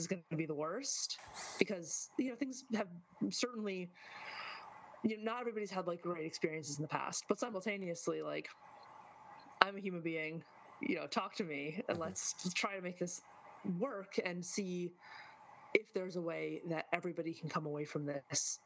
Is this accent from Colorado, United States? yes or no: no; Michigan, United States; moved away as an adult; now in New York, United States; I'm a Michigander, you know, originally